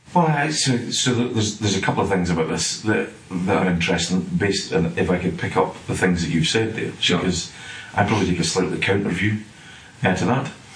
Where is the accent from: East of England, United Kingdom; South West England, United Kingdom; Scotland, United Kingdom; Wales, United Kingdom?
Scotland, United Kingdom; moved away as an adult; now in England; You'll gather from my accent, I'm not sort of from Englandshire. I'm from up in Scotland.